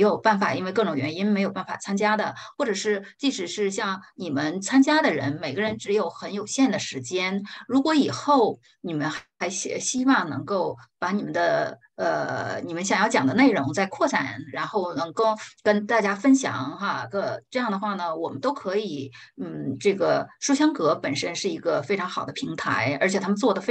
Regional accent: China; 我们中国人

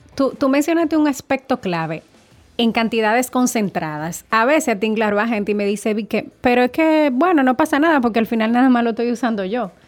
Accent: Dominican Republic; nosotros somos una isla del Caribe que tiene la bendición de tener un, un espacio de mar Caribe y un espacio de océano Atlántico

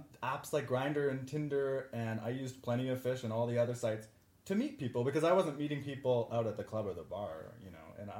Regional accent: Canada; moved away; I'm Canadian, I lived on the other side of the border. I was living in Canada

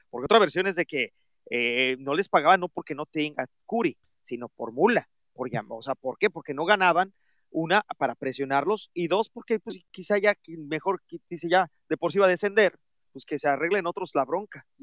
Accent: Mexico; a todos nos duele como mexicanos

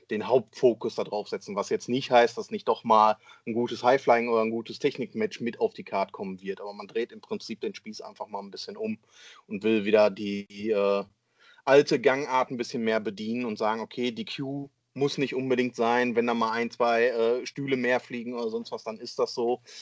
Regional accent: Essen, North Rhine-Westphalia, Germany; wenn wir zum Beispiel in meiner Heimatstadt hier in Essen veranstalten wollen würden.

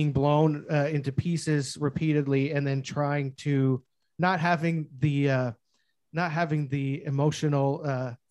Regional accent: Ridgeway, Ontario, Canada; also born or lived in Stevensville, Ontario; I grew up in Ridgeway, Stevensville.

